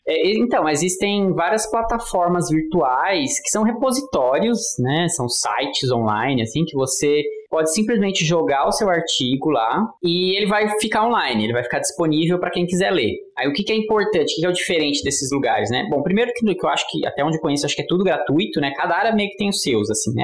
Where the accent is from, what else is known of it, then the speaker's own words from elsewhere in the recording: Brazil; sendo brasileiro